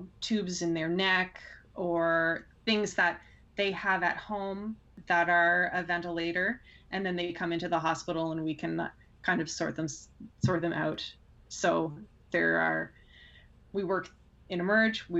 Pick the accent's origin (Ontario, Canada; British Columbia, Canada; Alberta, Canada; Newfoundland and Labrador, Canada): Ontario, Canada; Pickering; I grew up in Pickering